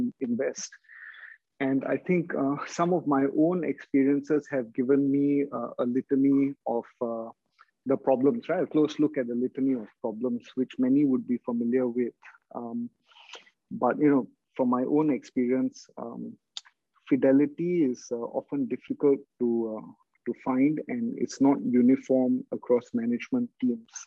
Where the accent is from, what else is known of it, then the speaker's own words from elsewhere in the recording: Singapore; I'm from Southeast Asia, so Singapore